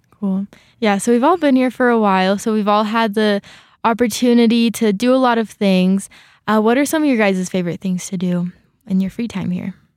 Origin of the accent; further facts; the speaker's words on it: California, United States; moved away as an adult; now in Rexburg, United States; I'm from California